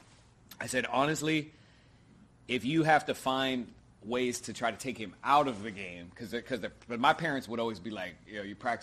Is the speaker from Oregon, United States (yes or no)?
yes; Oregon, United States; Growing up in Oregon, it's a great place to like raise kids, start a family. It's like the country, but like people don't think they're country. So I was raised in like a suburb neighborhood. Town was probably like 50,000 people or something like that.